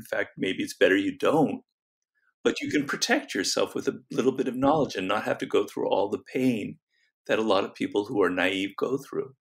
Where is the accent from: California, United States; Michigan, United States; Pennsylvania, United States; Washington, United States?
California, United States; Los Angeles; where I grew up in Los Angeles in a canyon.